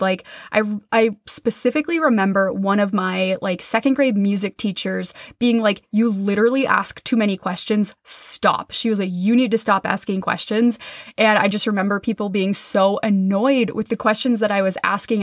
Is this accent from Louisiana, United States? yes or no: no; Minnesota, United States; I grew up in Minnesota in the Midwest